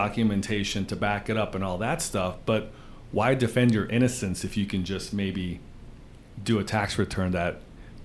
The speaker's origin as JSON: {"language": "English", "region": "Wisconsin", "country": "United States", "tie": "born or raised there", "said": "Wisconsin, which is my home state"}